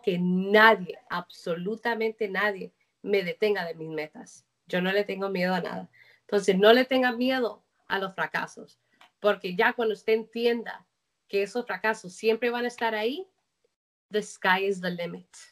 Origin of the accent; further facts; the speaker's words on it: Colombia; moved away; yo como colombiana